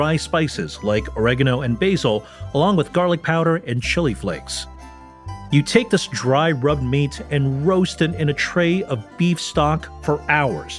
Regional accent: Chicago, Illinois, United States; my hometown, Chicago

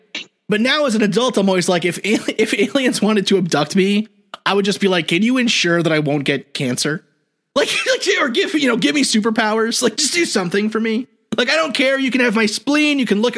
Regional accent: New York City, New York, United States; but I grew up in New York City. So like anything with trees is rural for me, you know?

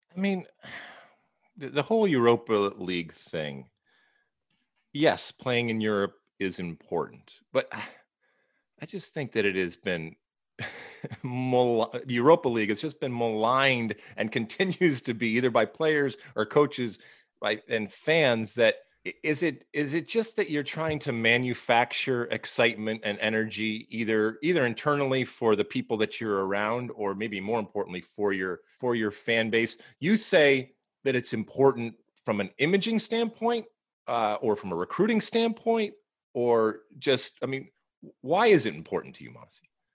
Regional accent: Los Angeles, California, United States; here in my hometown

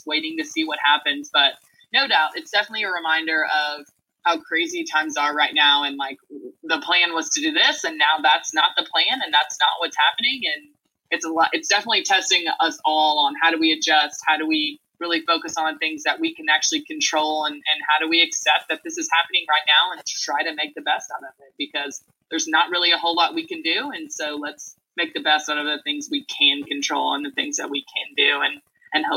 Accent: Nashville, Tennessee, United States; I am originally from Nashville, Tennessee, born and raised.

